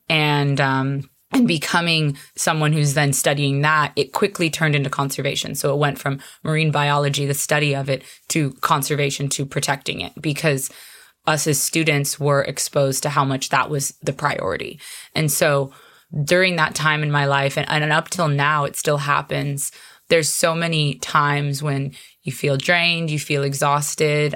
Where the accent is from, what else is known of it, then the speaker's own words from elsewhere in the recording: Arizona, United States; moved away as an adult; now in Hawaii, United States; I'm actually originally from Arizona, which is a landlocked state